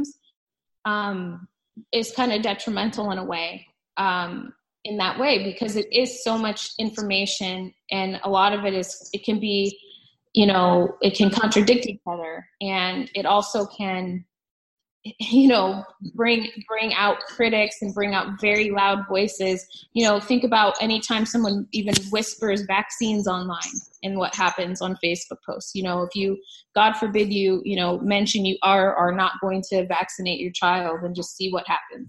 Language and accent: English; Phoenix, Arizona, United States; I was raised here in Phoenix. So, you know, my entire childhood, all my friends are here too.